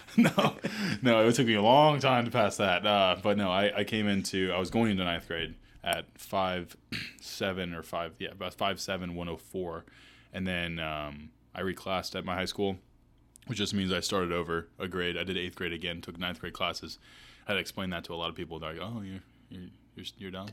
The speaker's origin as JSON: {"language": "English", "town": "Asheville", "region": "North Carolina", "country": "United States", "tie": "born or raised there", "also_born_or_lived": "New Orleans, Louisiana", "lives_now": "Charlotte, United States", "said": "I moved when I was seven to Asheville though, so most of the time spent you know, growing up in the mountains"}